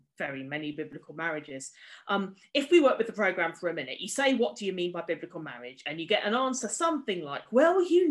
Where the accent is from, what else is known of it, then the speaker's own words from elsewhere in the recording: United Kingdom; as a British woman